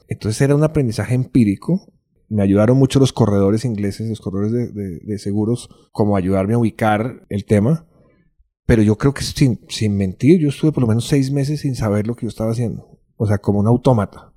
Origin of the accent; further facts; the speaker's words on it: Bogotá, Colombia; also born or lived in London; nací en Colombia, nací en Bogotá